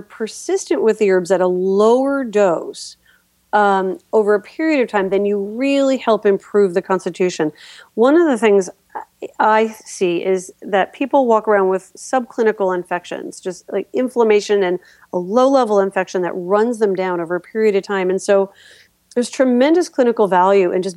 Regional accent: New York, United States; now in Philadelphia, United States; I'm from New York

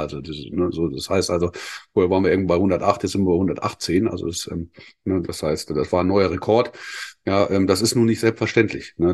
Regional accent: Schleswig, Schleswig-Holstein, Germany; bin ich als Norddeutscher in äh, Schleswig geboren

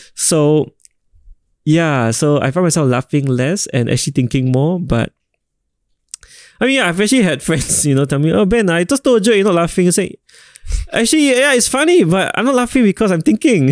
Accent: Singapore; I'm a proud Singaporean

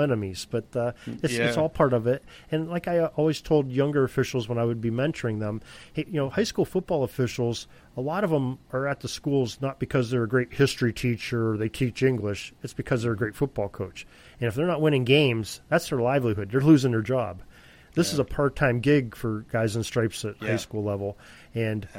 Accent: Edinboro, Pennsylvania, United States; I grew up in Edinburgh. That's where my parents still live there

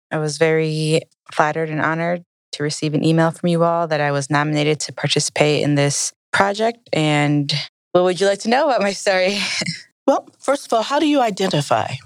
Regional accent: Milwaukee, Wisconsin, United States; I'm from Milwaukee, born and mostly raised. I say mostly because moved around a lot growing up, probably 20 plus times

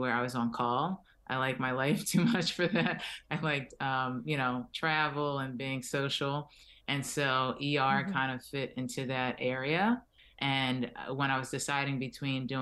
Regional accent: Philadelphia, Pennsylvania, United States; moved away as an adult; now in Miami, United States; I'm originally from Philadelphia

